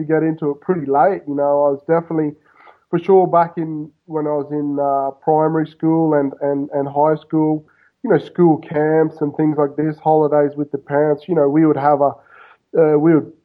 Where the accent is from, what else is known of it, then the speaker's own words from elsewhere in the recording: Queensland, Australia; now in Buenos Aires, Argentina; I grew up in Australia, of course, I grew up basically right on the Pacific